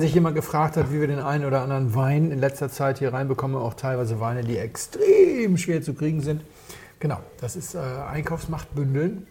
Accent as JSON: {"language": "German", "region": "Hamburg", "country": "Germany", "said": "Ich komme aus Hamburg"}